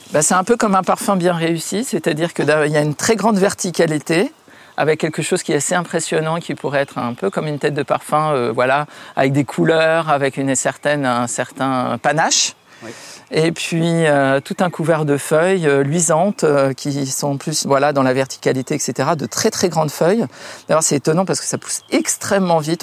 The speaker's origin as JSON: {"language": "French", "town": "Paris", "region": "Île-de-France", "country": "France", "tie": "born or raised there", "also_born_or_lived": "Munich / Dubai / New York", "said": "à Paris où j'ai grandi"}